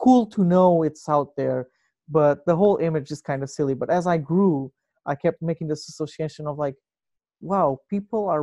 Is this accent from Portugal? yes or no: yes; Portugal; moved away; where I come from, like growing up in Portugal